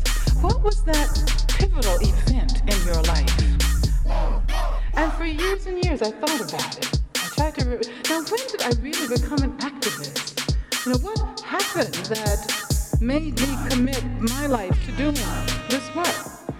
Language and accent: English; Birmingham, Alabama, United States; I'm from Birmingham, Alabama.